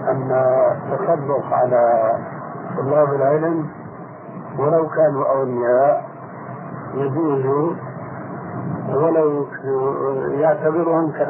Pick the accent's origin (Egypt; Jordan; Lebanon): Egypt; احنا عندنا في مصر